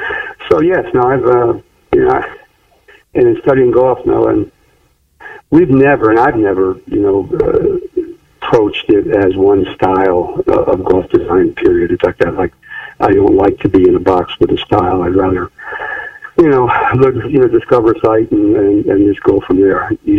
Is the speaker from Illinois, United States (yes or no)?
no; Altamont, New York, United States; I did a course called Orchard Creeks in Altamont, New York, mm-hmm. and that's actually my hometown.